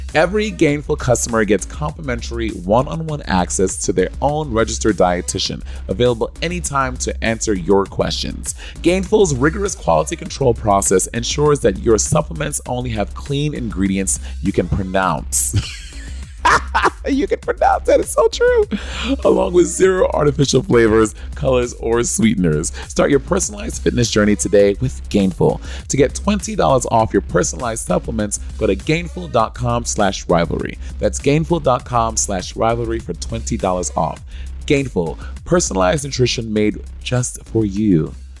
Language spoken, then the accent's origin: English; St. Lucia; moved away; also born or lived in New York City / Atlanta; when I grew up in Saint Lucia